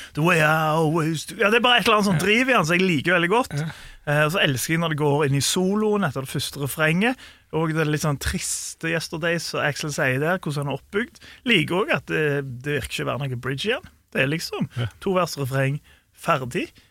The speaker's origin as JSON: {"language": "Norwegian", "country": "Norway", "said": "vi er nordmenn"}